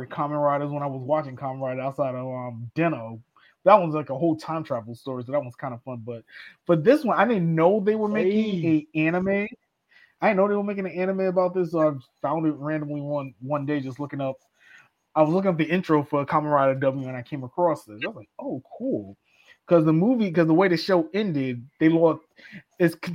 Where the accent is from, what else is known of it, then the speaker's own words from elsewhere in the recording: New York City, New York, United States; I'm from the Bronx